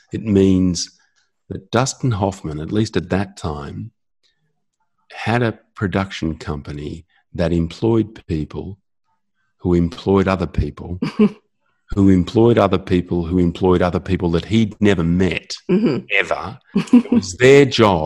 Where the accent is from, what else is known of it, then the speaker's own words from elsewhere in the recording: Australia; I'm Australian